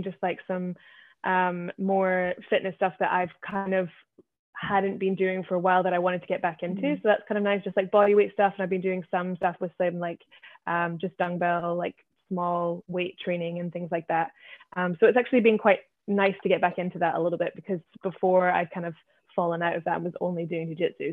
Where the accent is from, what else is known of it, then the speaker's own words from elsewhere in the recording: Scotland, United Kingdom; moved away as an adult; now in Shanghai, China; I'm from Scotland.